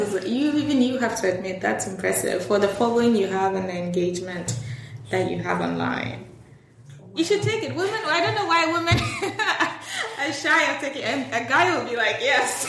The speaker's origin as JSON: {"language": "English", "country": "Ghana", "said": "I'm Ghanaian"}